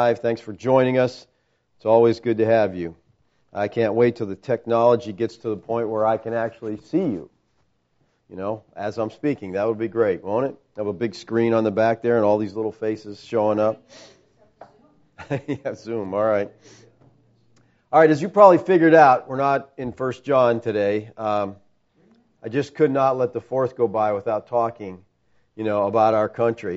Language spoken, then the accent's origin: English; United States; I'm a Christian first and an American second